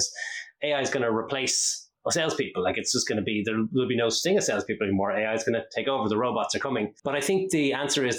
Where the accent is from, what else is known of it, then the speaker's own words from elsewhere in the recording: Ireland; accent: Irish; also born or lived in Dublin; it doesn't give it away with my accent, I am Irish. I'm based here in Dublin in Ireland. I've been here for most of my life